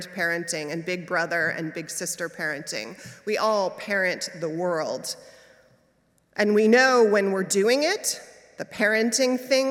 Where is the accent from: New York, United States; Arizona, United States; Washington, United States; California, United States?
New York, United States; now in San Francisco, United States; As a New Yorker